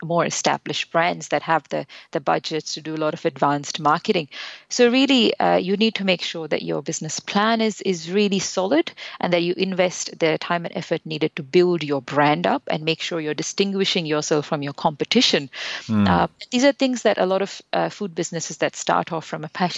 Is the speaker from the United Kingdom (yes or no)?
no; India; moved away; We're originally from India, which is where we both came and got our interest in food